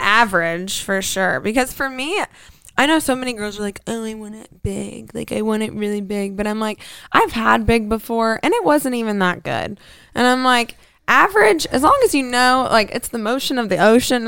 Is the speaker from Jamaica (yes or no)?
no; Fort Lauderdale, Florida, United States; also born or lived in Tennessee; now in Scottsdale, United States; I'm originally from Fort Lauderdale, Florida. And then I moved to Podunk Nowhere in Tennessee.